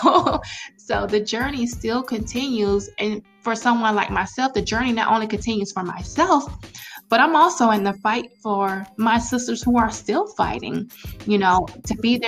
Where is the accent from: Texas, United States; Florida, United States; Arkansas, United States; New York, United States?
Florida, United States; now in Atlanta, United States; My husband and I, we're both from Florida. So all of our family is still in Florida